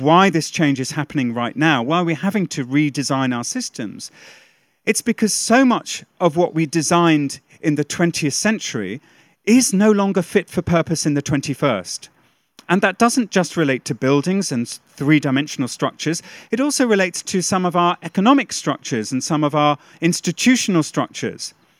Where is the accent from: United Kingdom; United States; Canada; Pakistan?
United Kingdom; a Brit